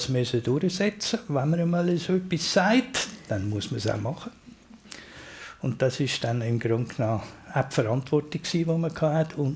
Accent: Zurich, Switzerland; ich habe in Hönk gelebt, habe in Hönk die Schule gemacht und habe nachher eine Lehre gefunden als Grafiker an der Bahnhofstraße.

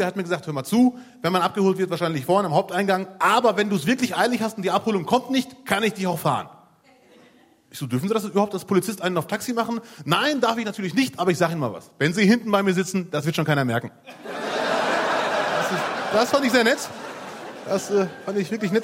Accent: Bielefeld, North Rhine-Westphalia, Germany; ich komme aus Bielefeld

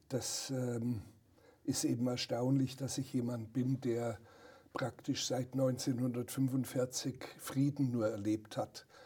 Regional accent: Bavaria, Germany; Die Bauern auf dem Dorf, wo ich aufgewachsen bin in Oberbayern, die haben noch mit der Sense das äh, Gras gemäht

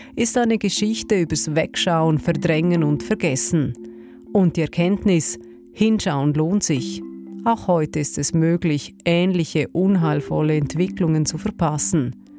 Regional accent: Chur, Graubünden, Switzerland; in meiner Heimatstadt

